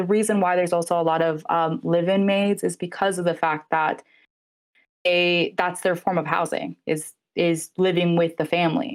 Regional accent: United States; born and raised in America

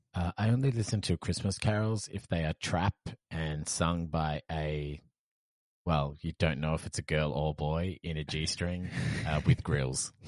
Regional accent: Perth, Western Australia, Australia; moved away; I came from Perth, which is basically just an overglorified country town

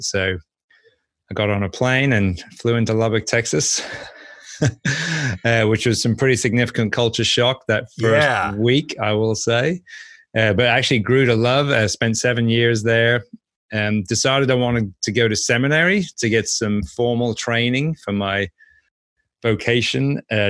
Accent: Norwich, East of England, United Kingdom; So anyway, I grew up in Norwich, spent the first 24 years of my life there.

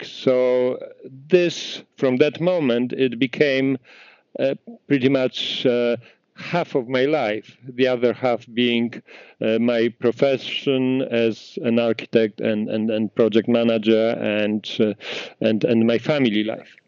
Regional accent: Poland; moved away as an adult; now in Canada; I grew up in Poland in a small town.

